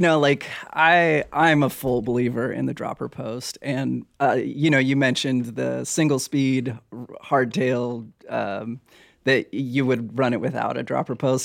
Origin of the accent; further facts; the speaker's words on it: Hawaii, United States; moved away; also born or lived in Oregon; I grew up in Hawaii